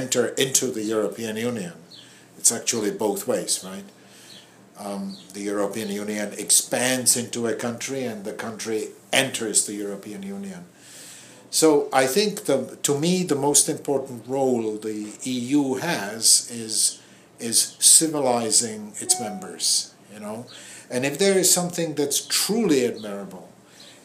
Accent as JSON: {"language": "English", "region": "Prague", "country": "Czechia", "tie": "born or raised there", "moved": "yes", "lives_now": "Boston, United States", "said": "I was born in Prague."}